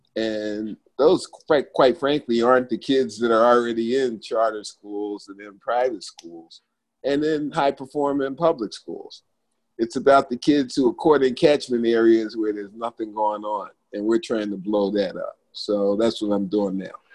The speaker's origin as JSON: {"language": "English", "town": "Philadelphia", "region": "Pennsylvania", "country": "United States", "said": "I'm from Philadelphia, PA"}